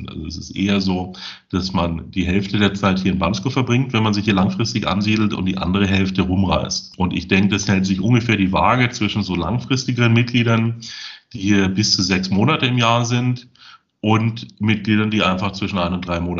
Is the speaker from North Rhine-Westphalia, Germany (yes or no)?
no; Munich, Bavaria, Germany; born or raised there; moved away as an adult; also born or lived in Salzburg / Russia / United States / London; now in Bulgaria